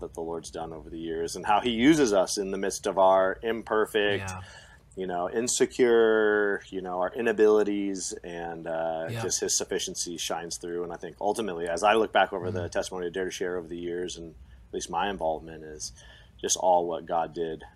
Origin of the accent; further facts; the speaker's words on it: Pacific Northwest, United States; moved away; I come from the Pacific Northwest